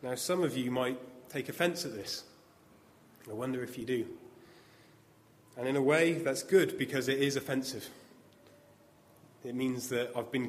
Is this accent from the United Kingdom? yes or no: yes; United Kingdom; as we're British